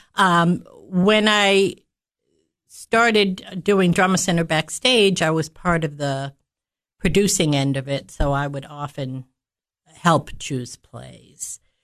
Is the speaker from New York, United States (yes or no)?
no; Massachusetts, United States; moved away as an adult; also born or lived in Cookeville, Tennessee; now in Baxter, United States; I was born and raised in Massachusetts